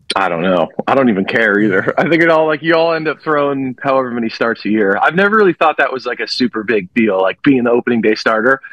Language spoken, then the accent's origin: English; Los Angeles, California, United States; moved away; my hometown team going back home